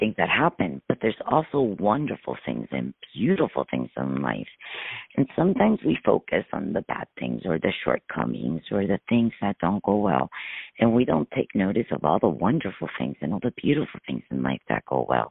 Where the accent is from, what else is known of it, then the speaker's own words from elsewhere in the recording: Miami, Florida, United States; I'm from Miami.